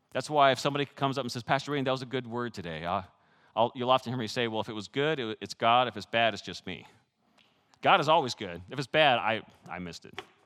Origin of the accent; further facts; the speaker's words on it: Canada; moved away; I grew up in Canada with six years of French